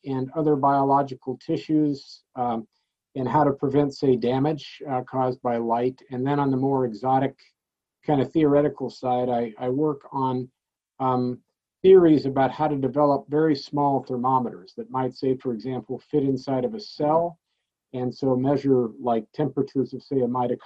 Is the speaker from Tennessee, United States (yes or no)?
no; Oceanside, California, United States; also born or lived in Carlsbad, California; now in Dayton, United States; I grew up in the towns of Oceanside and Carlsbad